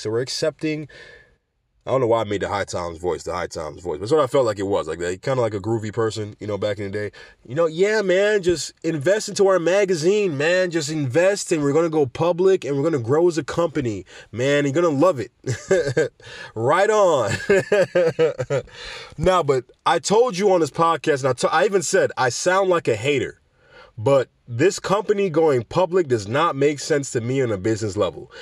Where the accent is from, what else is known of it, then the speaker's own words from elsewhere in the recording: Jamaica; Jamaica, my home country